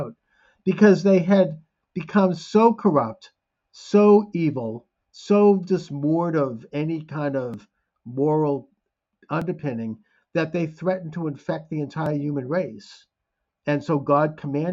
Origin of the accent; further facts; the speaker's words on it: Boston, Massachusetts, United States; as a Bostonian